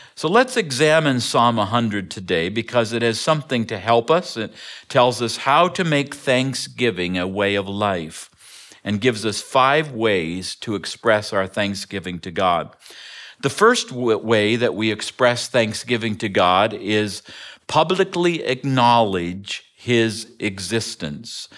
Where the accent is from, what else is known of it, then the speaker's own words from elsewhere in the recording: Ontario, Canada; moved away; I grew up in Ontario, Canada